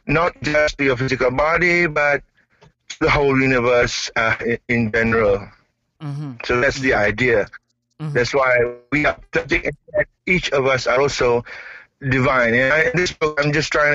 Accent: East Malaysia, Malaysia; I'm from Malaysia.

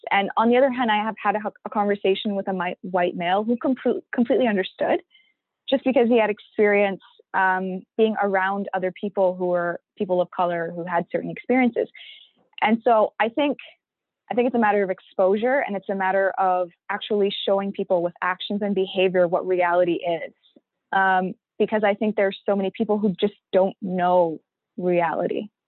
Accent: Pakistan; now in Canada; because I'm an immigrant, a Pakistani Canadian immigrant Muslim woman of color who wears a hijab, I get nothing, right?

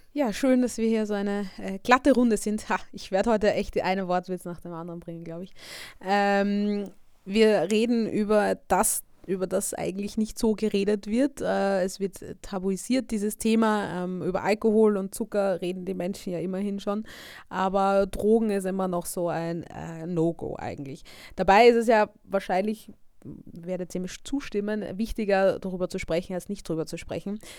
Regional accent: Vienna, Austria; ich bin ja auch aus Österreich, aus Wien

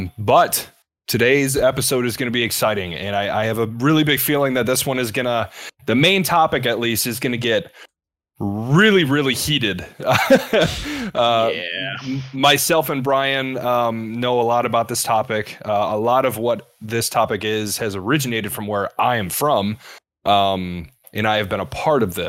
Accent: Eastpointe, Michigan, United States; I grew up in Metro Detroit, grew up in East Point, which is a couple miles from Detroit

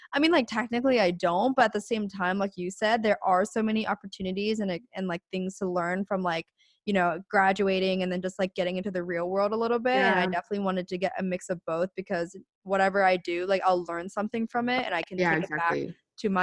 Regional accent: Pennsylvania, United States; moved away as an adult; now in Orange County, United States; I'm actually originally from Pennsylvania, like real quick. I'm from PA, but moved out to California for college.

